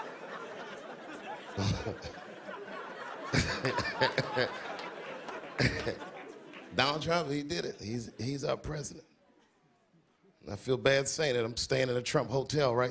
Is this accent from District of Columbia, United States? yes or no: yes; Washington, District of Columbia, United States; moved away; I'm from Washington, so I saw the bus stop, or the corner where the bus stop used to be, where I used to catch the bus to school